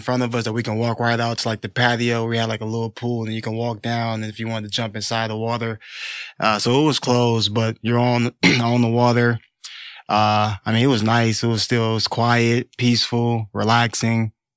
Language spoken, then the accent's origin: English; Detroit, Michigan, United States; I was a Detroit kid. I grew up in Detroit